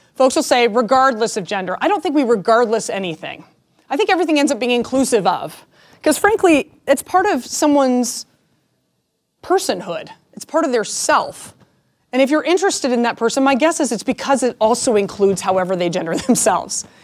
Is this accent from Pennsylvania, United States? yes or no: no; Denver, Colorado, United States; I am born and raised in Denver